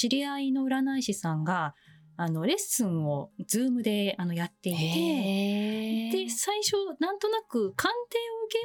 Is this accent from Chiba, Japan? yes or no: yes; Chiba, Japan; 平成6年6月22日の、はい、えっと、朝生まれて、千葉出身です。